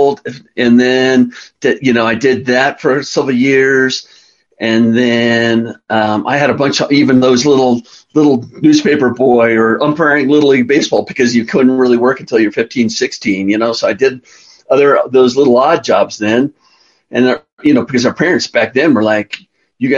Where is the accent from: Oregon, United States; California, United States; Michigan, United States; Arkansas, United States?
California, United States; Carlsbad; now in Colorado, United States; I grew up in Carlsbad, California, which is on the coast, about 45 minutes north of San Diego on the coast